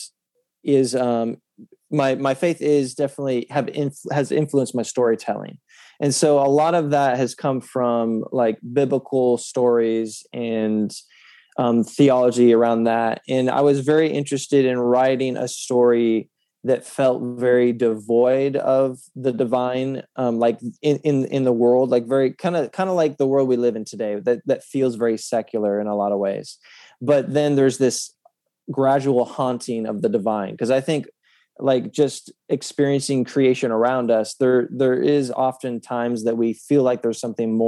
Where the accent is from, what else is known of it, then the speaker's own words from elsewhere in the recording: Oregon, United States; also born or lived in California; I was born in California, raised in Oregon